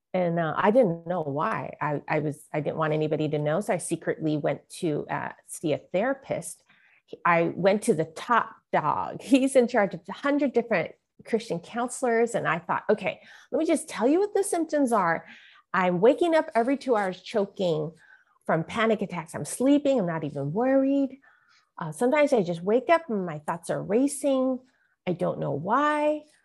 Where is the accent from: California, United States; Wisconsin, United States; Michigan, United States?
California, United States; San Francisco; I was born in San Francisco, Chinatown, and my mother was a mail order bride from Hong Kong